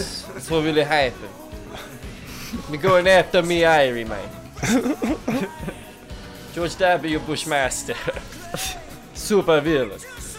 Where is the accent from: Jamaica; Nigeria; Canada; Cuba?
Jamaica; I'm from Jamaica, man.